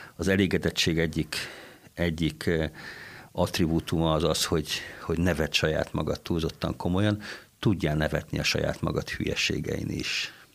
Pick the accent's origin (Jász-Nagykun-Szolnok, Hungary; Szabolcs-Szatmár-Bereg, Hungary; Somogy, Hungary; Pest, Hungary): Somogy, Hungary; Kaposvár; also born or lived in Mosdós; now in Székesfehérvár, Hungary; Kaposvári kórház szülészetén kezdtem a pályafutásomat, mint egészen pici csecsemő.